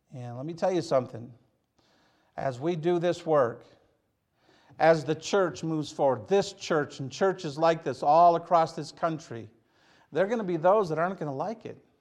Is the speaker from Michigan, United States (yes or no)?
yes; Hazel Park, Michigan, United States; I'm from Hazel Park, Michigan.